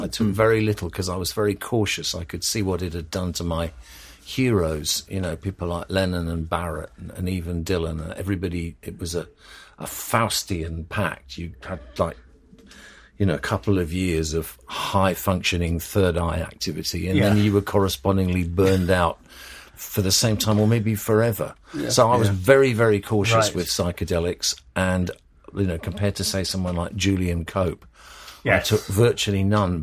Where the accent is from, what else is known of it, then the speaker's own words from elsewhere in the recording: United Kingdom; moved away as an adult; also born or lived in Nashville, United States; now in London, United Kingdom; I feel more at home in Britain because it's where I come from.